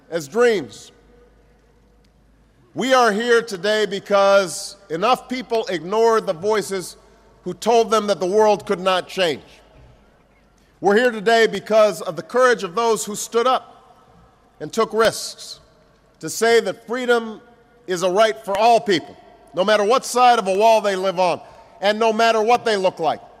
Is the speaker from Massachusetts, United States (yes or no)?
no; Chicago, Illinois, United States; learned over many years to appreciate the good company and the good humor of the Czech people in my hometown of Chicago.